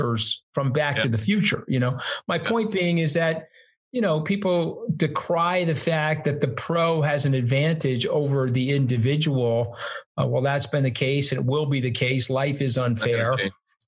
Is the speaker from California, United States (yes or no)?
no; New York, United States; I'm a New Yorker through and through. I will be here until we shut the lights out